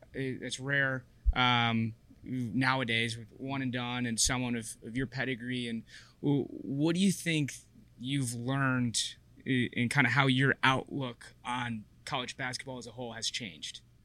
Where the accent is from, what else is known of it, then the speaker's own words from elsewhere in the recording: Chicago, Illinois, United States; I'm from Chicago.